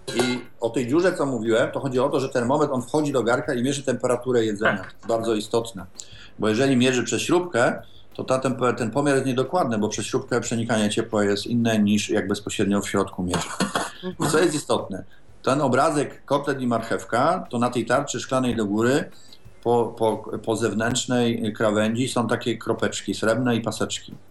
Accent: Poznań, Greater Poland, Poland; jestem z Poznania

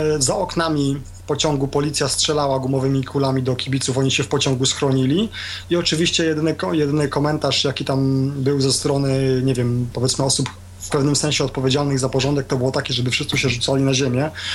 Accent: Poland

